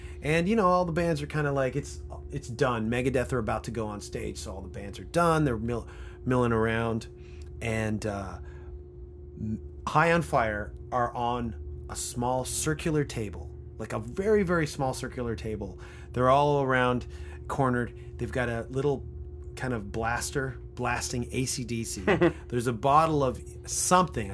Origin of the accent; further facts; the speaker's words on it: Canada; As a Canadian